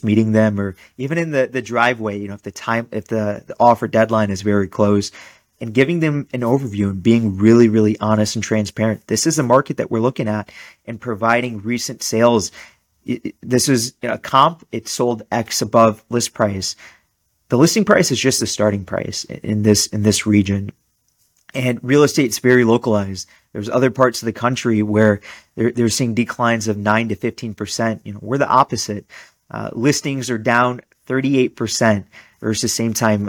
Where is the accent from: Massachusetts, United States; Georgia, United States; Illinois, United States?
Massachusetts, United States; Western; my hometown